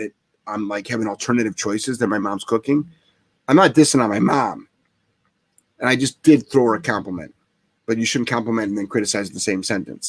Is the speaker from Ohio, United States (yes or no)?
yes; Ohio, United States; I'm from Ohio.